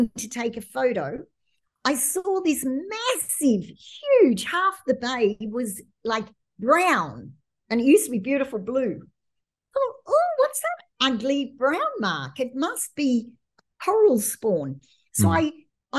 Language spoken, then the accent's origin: English; Australia; moved away; being Australian